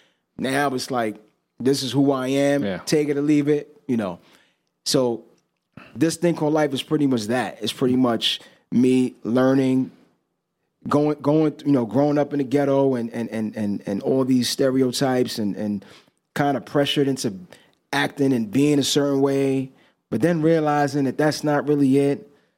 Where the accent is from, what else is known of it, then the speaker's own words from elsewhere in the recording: Dominican Republic; my mom, you know, we're from the Dominican Republic. My mom was from there, my father. So she mostly speaks Spanish.